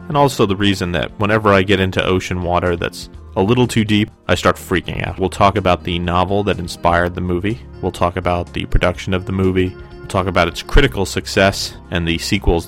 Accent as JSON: {"language": "English", "region": "New Jersey", "country": "United States", "tie": "born or raised there", "said": "When I was a kid growing up in New Jersey"}